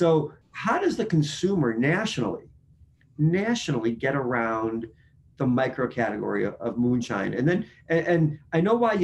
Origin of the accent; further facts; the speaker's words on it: Chicago, Illinois, United States; I'm from Chicago.